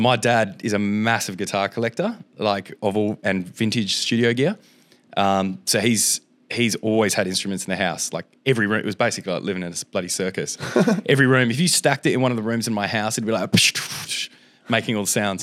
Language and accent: English; Lesmurdie, Western Australia, Australia; I grew up in Les Moody, so I had to get the bus down. It's like an hour bus ride into the city